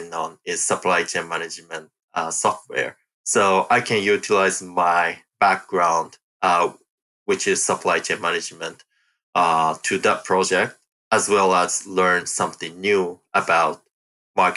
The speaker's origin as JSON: {"language": "English", "country": "Japan", "tie": "born or raised there", "also_born_or_lived": "Michigan, United States", "moved": "as an adult", "lives_now": "Sunnyvale, United States", "said": "I was born and raised in Japan"}